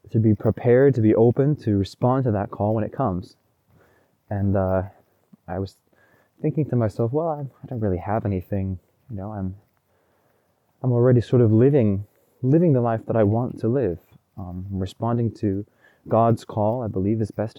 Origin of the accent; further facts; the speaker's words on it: Oregon, United States; Oregon is my home state. This is where I grew up, kind of my home country.